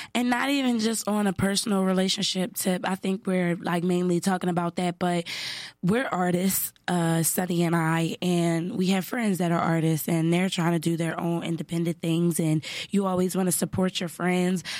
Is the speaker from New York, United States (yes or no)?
no; Philadelphia, Pennsylvania, United States; I'm from Philly